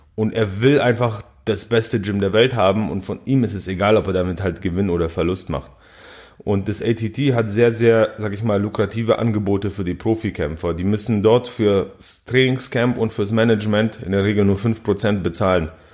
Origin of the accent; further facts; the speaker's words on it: Balingen, Baden-Württemberg, Germany; Ich komme ja aus Balingen, das ist ein kleines Städtchen in der schwäbischen Provinz.